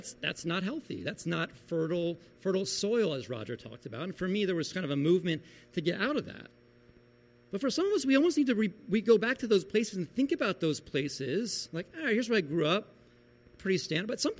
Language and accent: English; Beach Haven, New Jersey, United States; moved away; we went back to Beach Haven, New Jersey, where I grew up